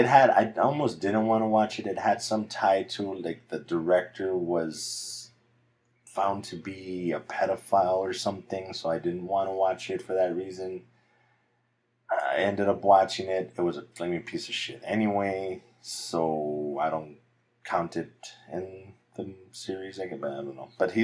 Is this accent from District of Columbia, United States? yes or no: no; El Paso, Texas, United States; born or raised there